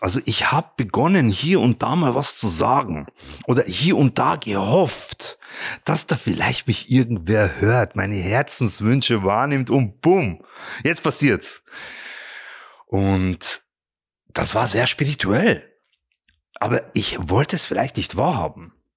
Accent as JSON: {"language": "German", "town": "Regensburg", "region": "Bavaria", "country": "Germany", "tie": "born or raised there", "said": "ich bin ja in Regensburg aufgewachsen"}